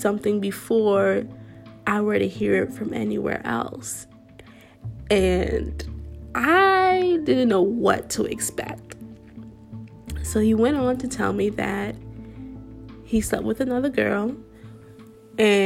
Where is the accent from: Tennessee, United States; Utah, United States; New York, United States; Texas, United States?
New York, United States; Brooklyn; also born or lived in Buffalo, New York; went to school in a different city than my hometown. So went to school in Buffalo, New York, and I'm from Brooklyn